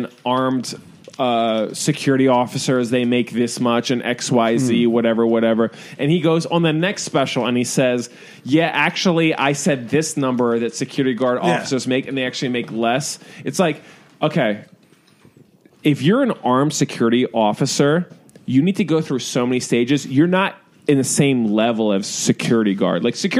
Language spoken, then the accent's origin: English; United States; You know what I am? I'm an American. And that doesn't mean I'm better than from Pakistan, even though I am.